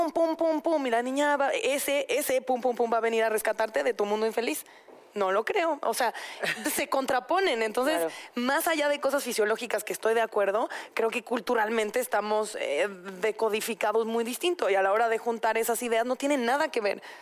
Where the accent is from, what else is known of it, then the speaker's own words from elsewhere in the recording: Mexico; como buena mexicana